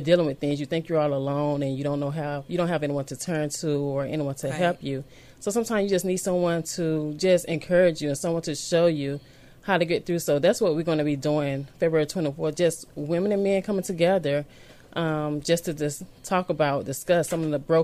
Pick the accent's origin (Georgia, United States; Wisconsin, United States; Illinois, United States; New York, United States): Georgia, United States; Augusta; I'm from Augusta, Georgia.